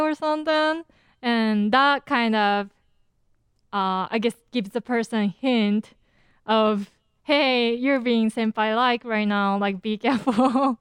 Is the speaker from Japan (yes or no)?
yes; Japan; accent: Japanese; my Japanese accent